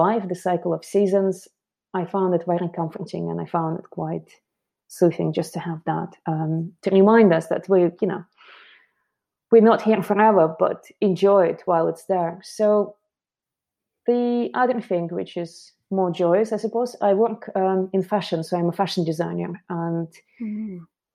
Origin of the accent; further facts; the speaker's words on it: Moscow, Russia; moved away as an adult; now in London, United Kingdom; I'm originally from Moscow, and I came to London about 17 years ago to study fashion